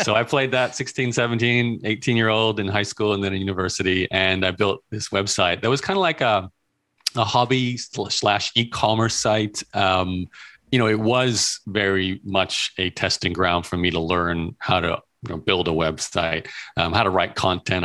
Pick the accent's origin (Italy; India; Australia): Australia; Brisbane, Queensland; moved away as an adult; also born or lived in Melbourne / Toronto; born and raised in Australia, in Brisbane, Australia